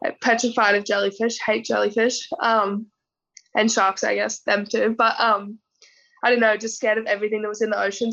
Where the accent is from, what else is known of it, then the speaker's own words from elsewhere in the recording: North Queensland, Australia; so I grew up in North Queensland